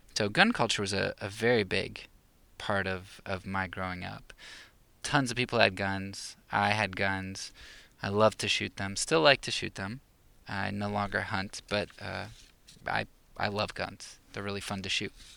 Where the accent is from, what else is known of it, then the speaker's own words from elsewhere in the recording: Pennsylvania, United States; moved away as an adult; now in Romania; I'm not from the Bible Belt of the South, but, um, kind of a Bible Belt up in Pennsylvania